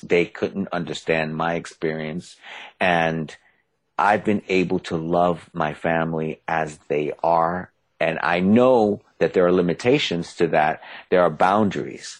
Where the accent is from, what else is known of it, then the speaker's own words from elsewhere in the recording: New York City, New York, United States; I'm from the Bronx